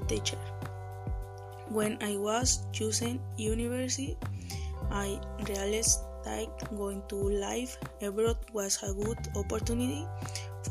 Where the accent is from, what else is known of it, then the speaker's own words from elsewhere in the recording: Puerto Vallarta, Jalisco, Mexico; English is a second language; I was born in Puerto Vallarta and all my life I have lived there